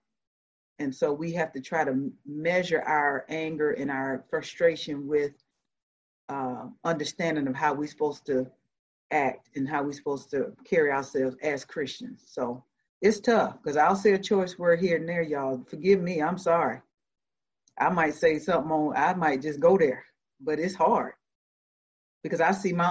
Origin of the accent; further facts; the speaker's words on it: Georgia, United States; moved away as an adult; also born or lived in Savannah, Georgia / Decatur, Georgia; So I grew up in Georgia. I'm a Georgia peach.